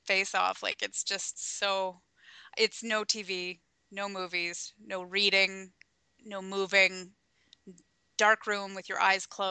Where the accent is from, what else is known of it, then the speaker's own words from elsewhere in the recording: Canada; I'm fully Canadian